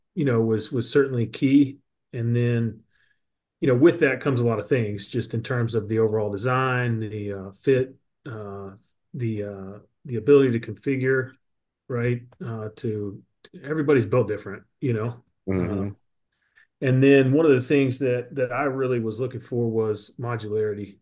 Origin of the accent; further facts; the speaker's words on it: Southwest Missouri, United States; I'm in Southwest Missouri, born and raised, fourth generation on a family farm